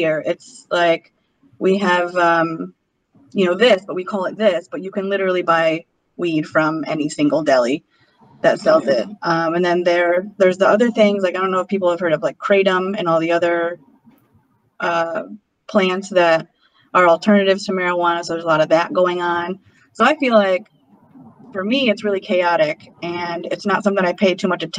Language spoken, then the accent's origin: English; Western New York, United States; now in Brooklyn, United States; I'm from Western New York, so I'm just in this area in general